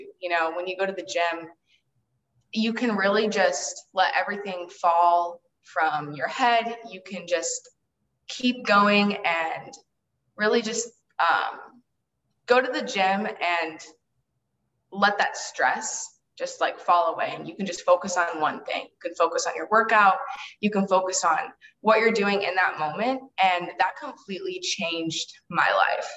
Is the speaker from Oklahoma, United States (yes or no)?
no; Illinois, United States; my hometown is Illinois, and I grew up in a really small town.